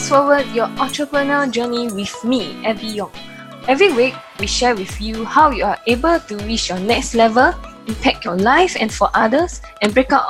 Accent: Singapore; she's also like me from Singapore

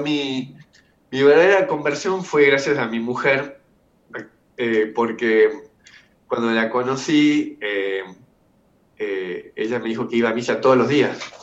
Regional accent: Argentina; yo soy una familia eh, normal de, Argentina, clase media

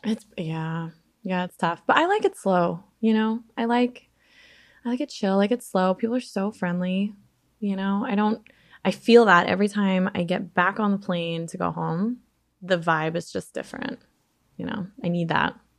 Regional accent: Alaska, United States; also born or lived in Chicago suburbs, Illinois; now in Chicago area, United States; little ugly kid with glasses, like, growing up in Alaska

